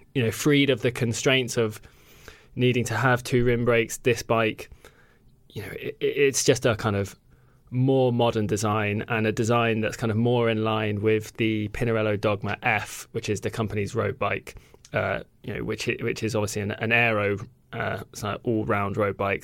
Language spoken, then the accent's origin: English; United Kingdom; as a Brit